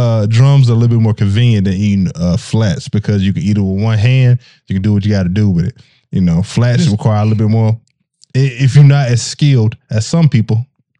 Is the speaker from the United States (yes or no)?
yes; Chattanooga, Tennessee, United States; I'm from Chattanooga.